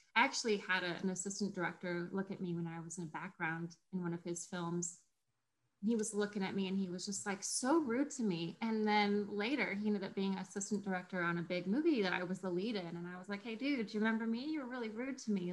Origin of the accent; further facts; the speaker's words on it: Colorado, United States; I grew up in Colorado